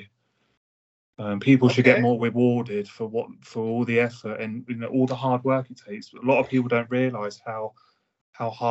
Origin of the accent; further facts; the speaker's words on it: Hampshire, South East England, United Kingdom; I'm from the UK. Hampshire.